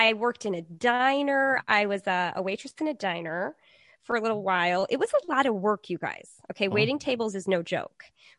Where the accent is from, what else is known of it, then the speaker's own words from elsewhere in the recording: Green Bay, Wisconsin, United States; I grew up in Green Bay, Wisconsin.